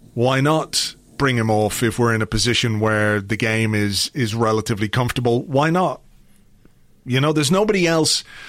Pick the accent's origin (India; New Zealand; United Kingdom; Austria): United Kingdom; England; when I grew up in England, in the seventies to Irish parents